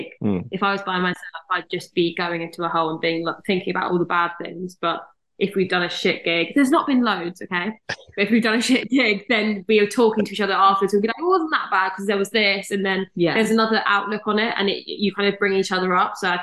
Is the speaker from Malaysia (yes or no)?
no; Surrey, South East England, United Kingdom; I am from Surrey